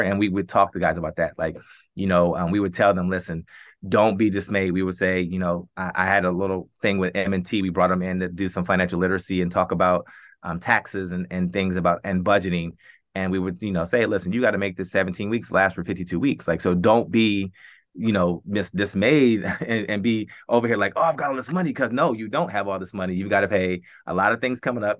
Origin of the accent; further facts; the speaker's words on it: Columbus, Ohio, United States; born, born and raised in Columbus